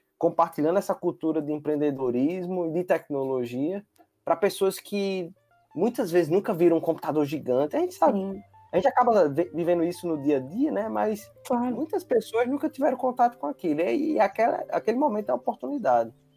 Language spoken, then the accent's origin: Portuguese; Northeast Region, Brazil; eu sou nordestino